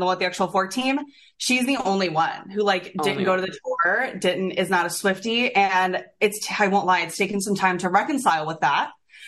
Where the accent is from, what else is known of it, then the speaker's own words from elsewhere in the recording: Florida, United States; moved away; I grew up in Florida and like country